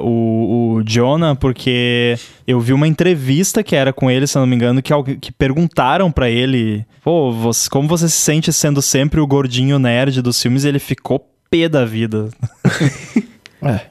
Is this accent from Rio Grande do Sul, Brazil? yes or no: yes; Rio Grande do Sul, Brazil; eu sou do Rio Grande do Sul